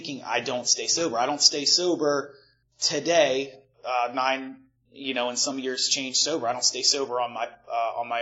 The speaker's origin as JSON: {"language": "English", "town": "Malvern", "region": "Pennsylvania", "country": "United States", "tie": "born or raised there", "said": "I grew up outside of Philadelphia, like about 40 minutes west of Philly in a little town called Malvern"}